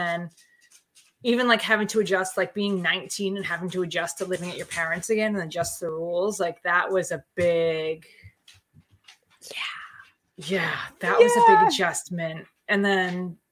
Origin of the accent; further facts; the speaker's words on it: Methuen, Massachusetts, United States; Bo and I grew up in the towns next to each other. So like Methuen and Draket, I'm from Methuen